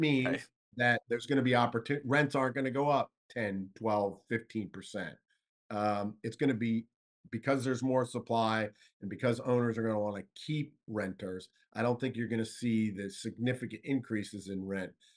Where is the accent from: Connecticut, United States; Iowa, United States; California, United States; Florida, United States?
Florida, United States; South; moved away; I'm from South Florida, born and raised